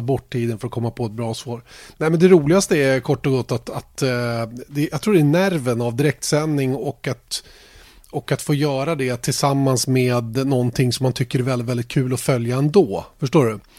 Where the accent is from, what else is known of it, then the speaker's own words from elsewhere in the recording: Sweden; Vi är ju svenskar